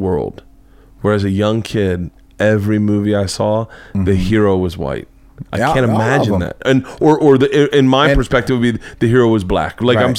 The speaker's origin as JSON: {"language": "English", "region": "the South", "country": "United States", "tie": "born or raised there", "moved": "yes", "said": "I grew up in the South."}